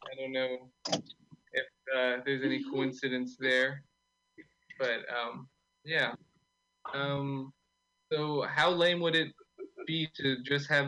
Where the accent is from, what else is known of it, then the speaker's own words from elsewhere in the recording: Austin, Texas, United States; I'm from Austin.